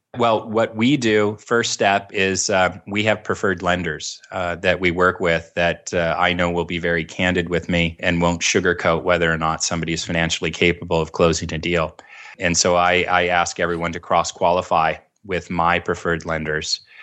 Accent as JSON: {"language": "English", "area": "Orange County", "region": "California", "country": "United States", "tie": "born or raised there", "said": "I grew up down in Orange County"}